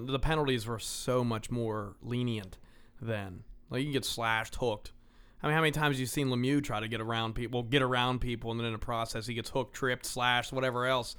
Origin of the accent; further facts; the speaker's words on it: Pennsylvania, United States; We're from Pennsylvania.